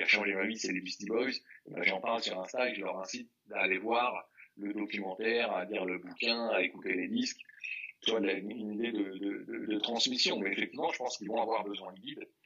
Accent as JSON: {"language": "French", "town": "Paris", "region": "Île-de-France", "country": "France", "tie": "born or raised there", "said": "j'ai grandi dans le 9e, famille moins classe moyenne euh, française"}